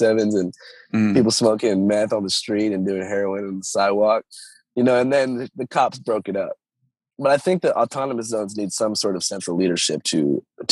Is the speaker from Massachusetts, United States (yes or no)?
no; Seattle, Washington, United States; I'm from Seattle right now. I grew up in this neighborhood, Capitol Hill, and it's like unrecognizable.